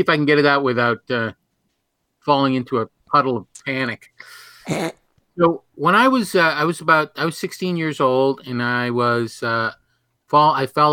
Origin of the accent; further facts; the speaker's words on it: New Hampshire, United States; I grew up in New Hampshire